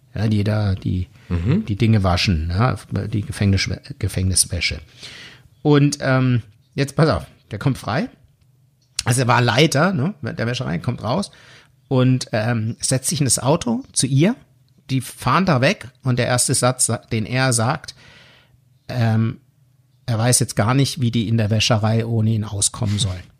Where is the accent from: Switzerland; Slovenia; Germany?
Switzerland; accent: Swiss German; dann bin ich immer mehr ins Schweizerdeutsch oh abgerutscht